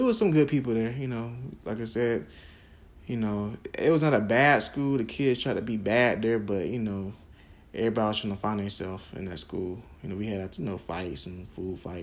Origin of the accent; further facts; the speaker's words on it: Jacksonville, Florida, United States; Arlington, you know, Jeff Davis, you know, typical schools in Duval County